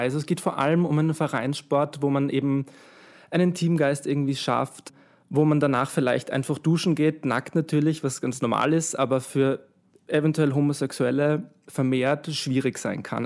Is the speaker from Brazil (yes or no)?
no; Vienna, Austria; ich bin aus Wien